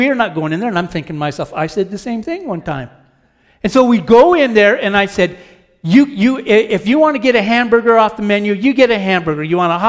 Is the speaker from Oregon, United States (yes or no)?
yes; Oregon, United States; moved away; I have family out there, and I grew up in Oregon. I'm an Oregonian. I don't tan. I rust because it rains there all the time. Okay, so I grew up there